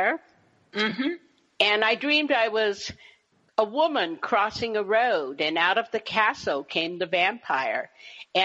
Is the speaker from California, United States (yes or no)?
yes; Berkeley, California, United States; I grew up in Berkeley, California during the 1960s